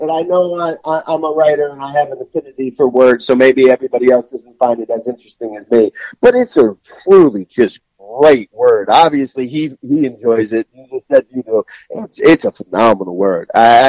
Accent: New Jersey, United States; I grew up in North Jersey.

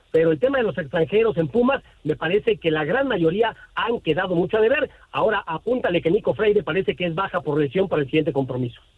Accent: Mexico

